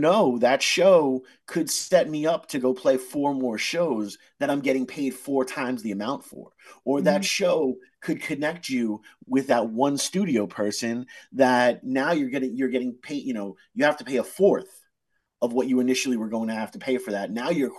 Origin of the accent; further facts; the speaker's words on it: United States; We get so wrapped up, especially being American, you know, we get so wrapped up in the take aspect of it